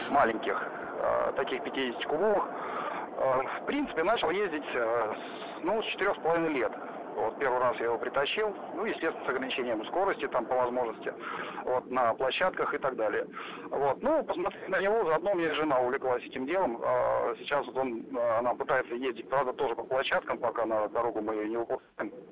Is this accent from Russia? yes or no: yes; Moscow, Russia; Здравствуйте. Я из Москвы.